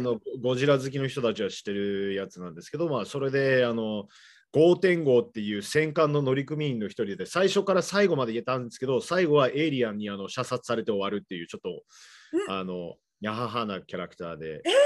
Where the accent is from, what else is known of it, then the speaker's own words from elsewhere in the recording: Seattle, Washington, United States; now in Japan; 僕の実家の方シアトルなんですけど